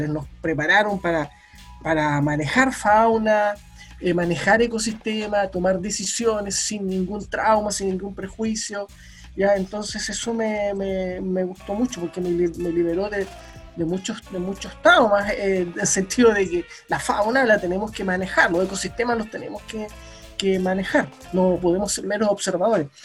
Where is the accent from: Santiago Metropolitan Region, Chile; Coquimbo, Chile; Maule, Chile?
Coquimbo, Chile; La Serena; also born or lived in Costa Rica; bueno, soy de La Serena.